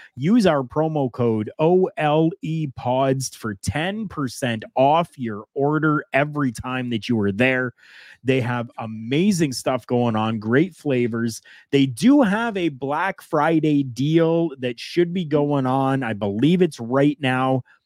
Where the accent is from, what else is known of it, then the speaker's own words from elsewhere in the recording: Canada; we're Canadian